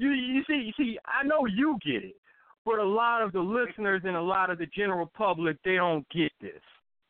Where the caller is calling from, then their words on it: North Carolina, United States; I'm calling from North Carolina.